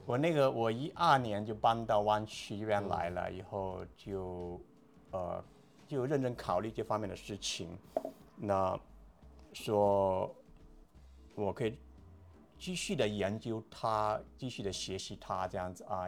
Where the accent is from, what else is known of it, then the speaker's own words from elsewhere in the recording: Guangdong, China; moved away as an adult; now in United States; 广东，在广东，在广东长大，在广州上大学五年，那后来出来工作，就是在医院里面做防疫科的那些